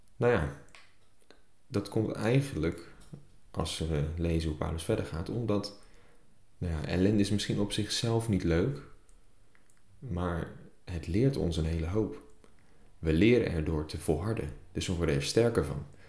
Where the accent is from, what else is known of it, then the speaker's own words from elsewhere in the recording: Netherlands; als Nederlanders